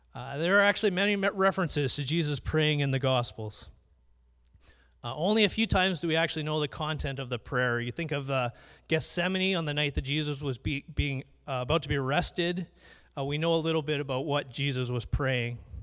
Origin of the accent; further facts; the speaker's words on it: Surrey, British Columbia, Canada; I grew up in Vancouver. Uh, Surrey more specifically